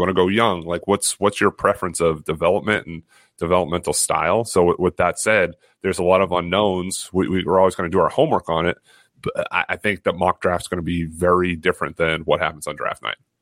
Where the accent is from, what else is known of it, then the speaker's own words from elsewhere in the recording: Massachusetts, United States; I feel really one with my home state